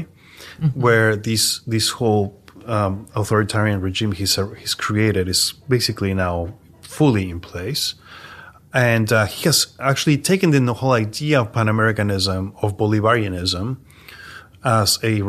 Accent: New York, United States; I'm an artist from New York

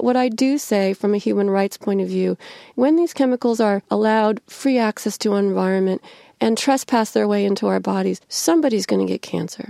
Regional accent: Illinois, United States; I grew up right in the middle of the middlest state in America, the second of the three I states. Illinois is both an industrial state.

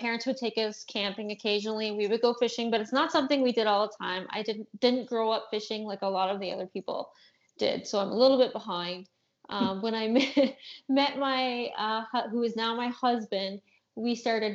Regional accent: Ontario, Canada; I'm from Ontario, Canada

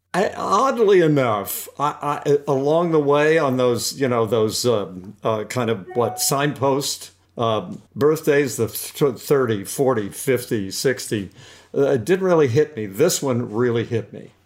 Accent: Beckley, West Virginia, United States; my dad started a, owned a restaurant in a, in a coal mining town in West Virginia, uh, called Beckley, West Virginia. And so I grew up

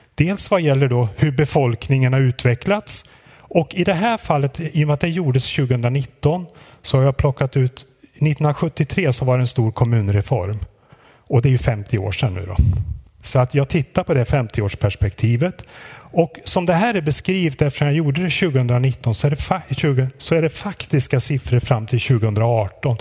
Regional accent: Lidköping, Västra Götaland, Sweden; now in Sundsvall, Sweden; Jag kommer från Lidköping från början i Västergötland.

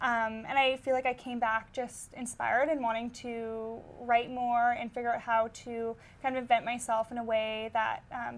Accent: Winnipegosis, Manitoba, Canada; born or raised there

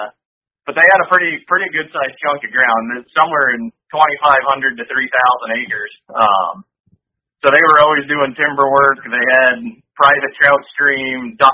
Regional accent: Connecticut, United States; I grew up in Connecticut

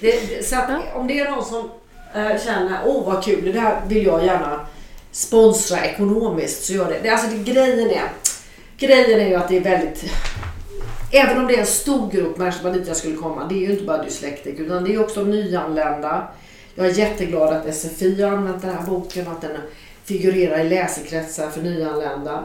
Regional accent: Jönköping, Jönköping County, Sweden; min hemstad Jönköping

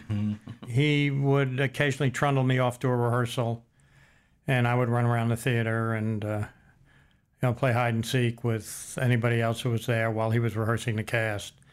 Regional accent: New York City, New York, United States; now in Los Angeles, United States; I was born in Los Angeles, lived here for five years, moved, my parents moved back, and I was raised in New York City.

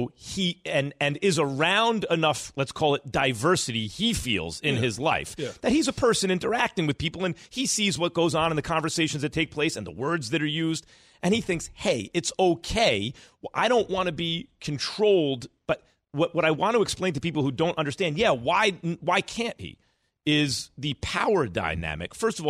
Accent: New York, United States; I grew up in New York. Yeah, I got called that all my life.

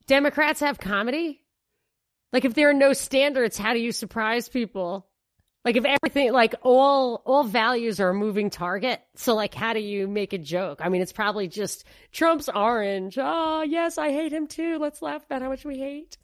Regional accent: New York, United States; moved away; also born or lived in Houston; I'm from New York.

